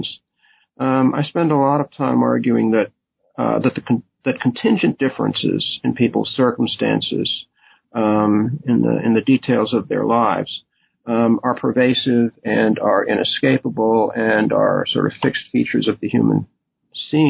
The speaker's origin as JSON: {"language": "English", "town": "Nutley", "region": "New Jersey", "country": "United States", "tie": "born or raised there", "also_born_or_lived": "Waltham, Massachusetts", "moved": "as an adult", "said": "I was born in Nutley, New Jersey, where I grew up"}